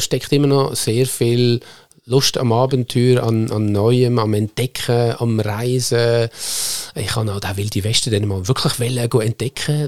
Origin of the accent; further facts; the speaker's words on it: Nunwil, Lucerne, Switzerland; ich bin wirklich auf einem Bauernhof aufgewachsen in Nunwil oder wie wir Luzerner sagen, Nummu. Das ist am Südende vom Baldeckersee im wunderschönen Seetal